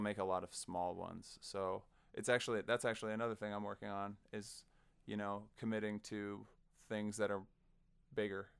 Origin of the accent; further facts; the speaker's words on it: Sioux Falls, South Dakota, United States; I'm a South Dakotan kid. Uh, I grew up in Sioux Falls